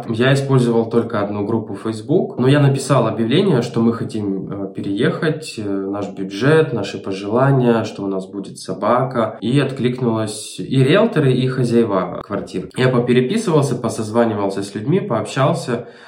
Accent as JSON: {"language": "Russian", "town": "Melitopol", "region": "Zaporizhzhia Oblast", "country": "Ukraine", "moved": "yes", "lives_now": "Turkey", "said": "Я приехал в Турцию из Украины, город Мелитополь."}